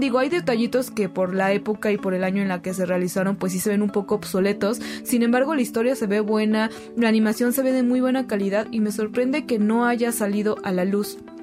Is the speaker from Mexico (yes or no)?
yes; Mexico; todos como mexicanos